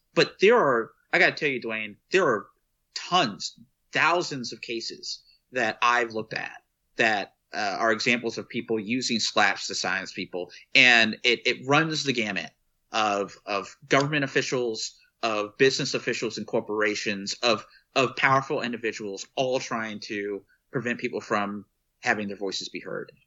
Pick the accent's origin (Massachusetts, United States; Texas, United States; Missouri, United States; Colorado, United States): Texas, United States; from my home state of Texas